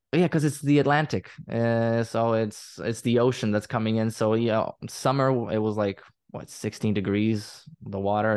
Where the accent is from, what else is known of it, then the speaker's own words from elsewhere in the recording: Croatia; English is a second language; I'm from Croatia, I live in Croatia in my, in my entire life